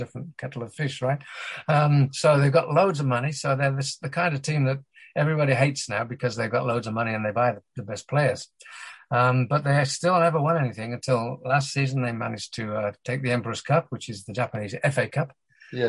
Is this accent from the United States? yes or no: no; England, United Kingdom; despite being British, if you hadn't noticed, English